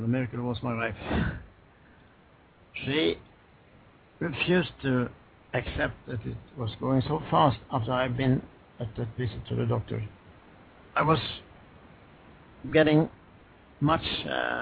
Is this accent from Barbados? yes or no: no; Swedish West Coast, Sweden; I was raised on the Swedish West Coast